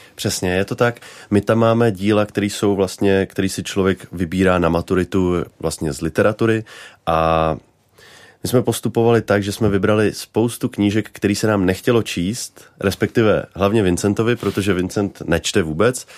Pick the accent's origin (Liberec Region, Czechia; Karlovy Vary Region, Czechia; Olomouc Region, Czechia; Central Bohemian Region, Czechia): Central Bohemian Region, Czechia; Nymburk; jsem dojížděl každý den do Prahy z Nymburka